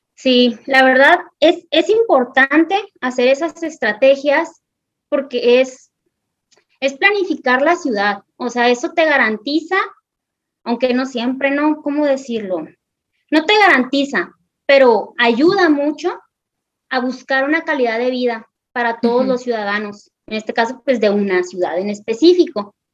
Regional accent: northern Mexico, Mexico; nosotros los mexicanos

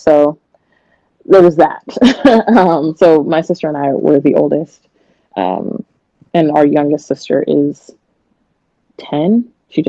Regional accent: Portland, Oregon, United States; born there; now in Hillsboro, United States; I was born in Portland, raised kind of all over. I'm 28. I have an 8-year-old son, and we're living in Hillsboro, Beaverton area of Oregon right now.

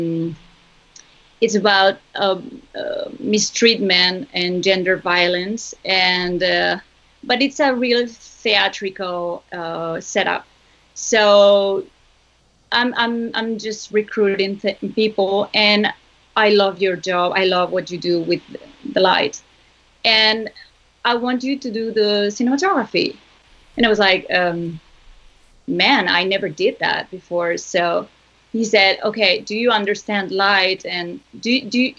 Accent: Zaragoza, Aragon, Spain; Zaragoza, which is my hometown

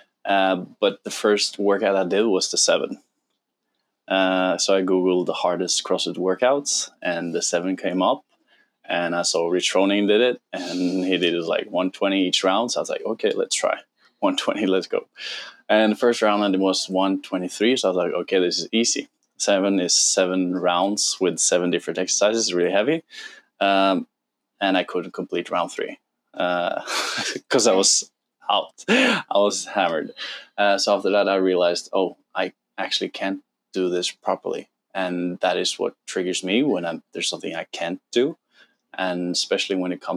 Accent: Norway; English is a second language; moved away as an adult; now in Bali, Indonesia; I'm from Norway, 32 years old

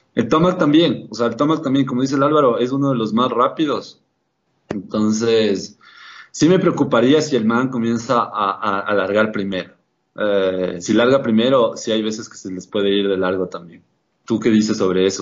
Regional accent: Ecuador; como ecuatorianos

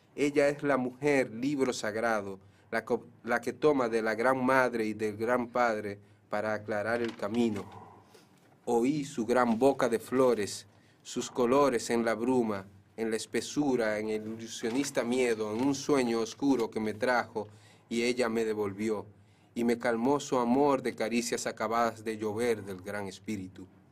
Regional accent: Cutupú, La Vega, Dominican Republic; Yo soy de Cutupú

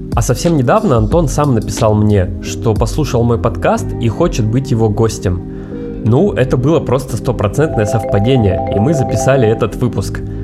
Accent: Yekaterinburg, Sverdlovsk Oblast, Russia; moved away as an adult; now in Miami, United States; мы все из Екатеринбурга

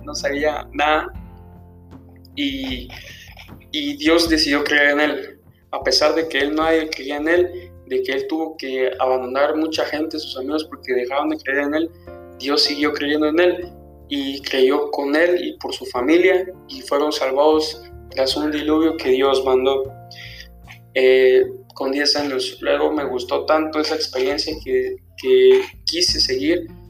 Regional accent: Villa Nueva, Guatemala Department, Guatemala; yo soy de Villanueva

